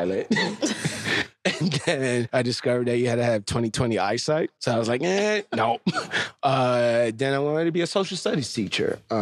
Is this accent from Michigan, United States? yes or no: no; New York City, New York, United States; I grew up in the South Bronx.